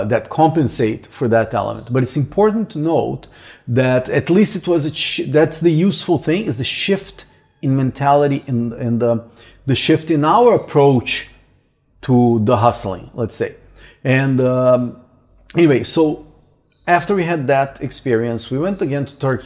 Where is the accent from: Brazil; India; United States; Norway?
Brazil; moved away; I'm probably the only Brazilian